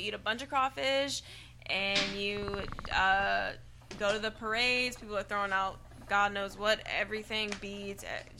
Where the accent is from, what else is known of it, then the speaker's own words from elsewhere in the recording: Shreveport, Louisiana, United States; I'm from Shreveport